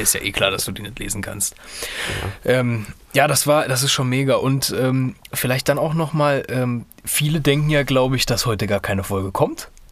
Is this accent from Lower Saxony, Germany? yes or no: no; Kassel, Hesse, Germany; bei uns in Kassel